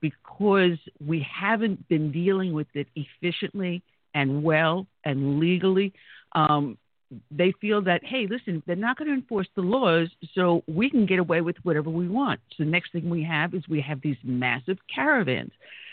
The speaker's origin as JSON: {"language": "English", "town": "Brentwood", "region": "New York", "country": "United States", "tie": "born or raised there", "said": "I grew up in Brentwood. It was a bedroom community. My husband grew up in Brentwood. It was a small local bedroom community"}